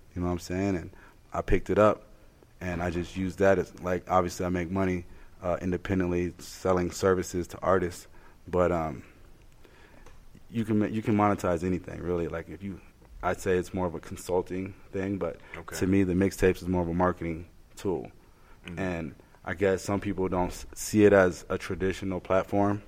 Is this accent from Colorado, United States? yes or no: yes; Colorado Springs, Colorado, United States; We're from Colorado Springs.